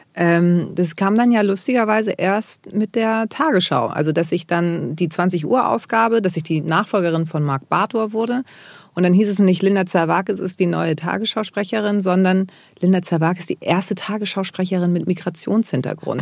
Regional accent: Germany; dass ich in Deutschland äh, geboren bin, bin ich halt auch Deutsche

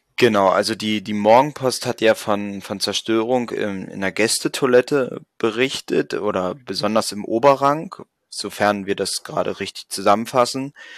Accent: Magdeburg, Saxony-Anhalt, Germany; als Magdeburger

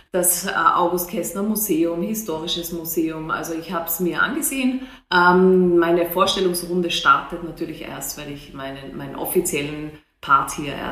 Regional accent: Austria; now in Hannover, Germany; Ich komme aus Österreich, man hört es an, an meiner Stimmfärbung.

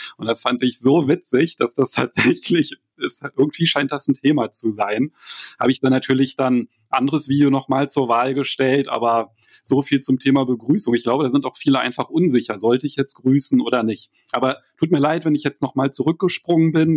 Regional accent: Berlin, Germany; als Berliner

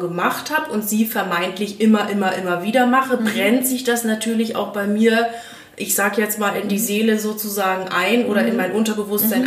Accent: East Frisia, Lower Saxony, Germany; moved away; aus meiner alten Heimat Norddeutschland direkt von Ostfriesland

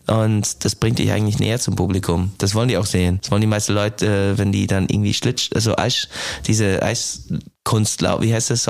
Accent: United States; German is a second language; moved away as an adult; also born or lived in Ireland; now in Germany; ich komme aus den USA, wohne halt den, die Hälfte meines Lebens jetzt in Deutschland

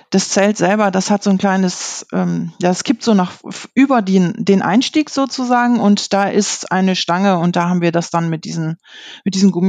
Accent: Lower Saxony, Germany; ich komme aus der Gegend von Osnabrück. Es ist noch nördliches Westfalen

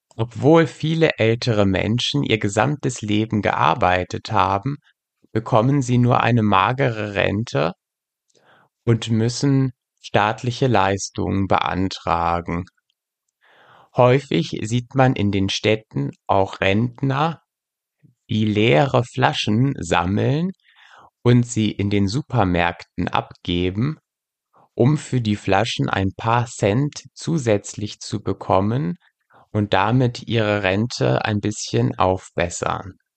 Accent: West Germany, Germany; ich als Westdeutscher

